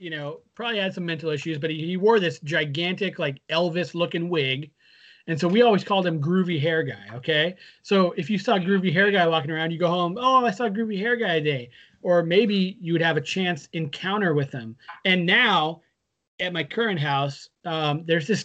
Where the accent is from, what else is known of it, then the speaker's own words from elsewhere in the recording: Redmond, Washington, United States; It, growing up in Redmond, we had this guy who I don't know if you ever saw him or if we ever talked about him, but there was a guy who would wander around downtown